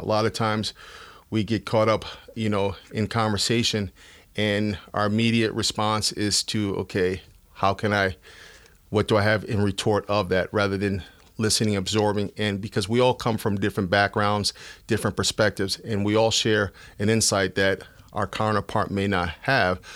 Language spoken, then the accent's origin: English; Bridgeport, Connecticut, United States; also born or lived in New London, Connecticut; I'm from Bridgeport, where I was born and raised.